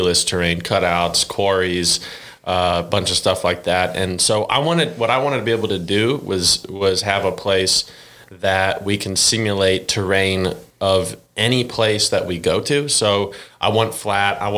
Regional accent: Cleveland, Ohio, United States; moved away as an adult; now in Arkansas, United States; growing up in Cleveland

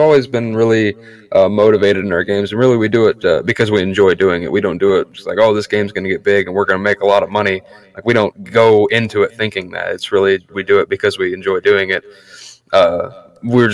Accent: Central United States, United States; I'm from the central United States

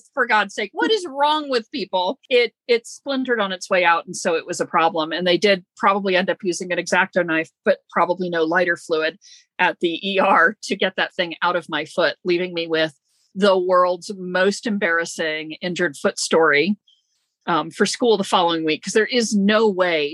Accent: Florida, United States; I grew up in Florida

